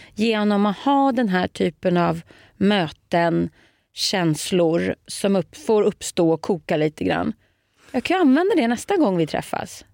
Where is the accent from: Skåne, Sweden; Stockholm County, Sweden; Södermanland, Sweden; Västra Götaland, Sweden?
Stockholm County, Sweden; Nykvarn; first language Swedish; moved away as an adult; also born or lived in Södertälje / Paris / Tyresö; Nynkan, där är jag born and raised